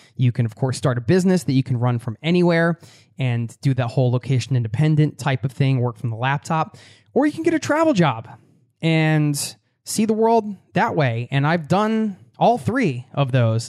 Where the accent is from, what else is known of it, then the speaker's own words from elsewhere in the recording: United States; I'm from the States